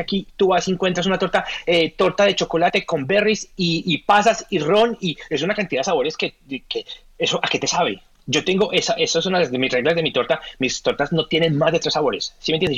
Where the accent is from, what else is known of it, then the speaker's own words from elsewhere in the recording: Colombia; first language Spanish; moved away as an adult; now in Australia; Colombiano, supremamente orgulloso de mi país, orgullosamente colombiano hasta, hasta que me muera, español, mi primera lengua hasta que me muera, pero hace 13 años vivo en este país, hace 13 años llamo a Australia mi, mi, casa